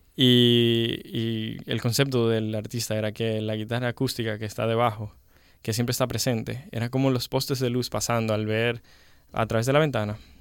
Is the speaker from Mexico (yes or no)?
no; Santiago de los Caballeros, Santiago, Dominican Republic; accent: Dominican; Realmente nací en el Rincón Largo. Y eh, y me crié como hasta los 12 en el Rincón Largo y luego eh, nos mudamos a Gurabo